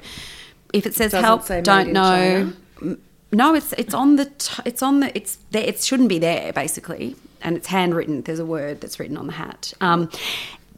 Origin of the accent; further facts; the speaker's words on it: Sydney, New South Wales, Australia; now in Melbourne, Australia; I am originally from Sydney